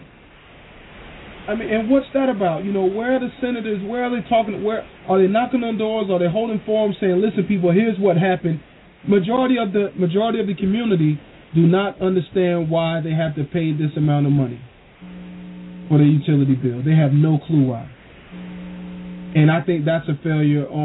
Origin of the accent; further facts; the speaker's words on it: Wilson, North Carolina, United States; I'm from born and raised in Wilson, North Carolina. Left some years, came back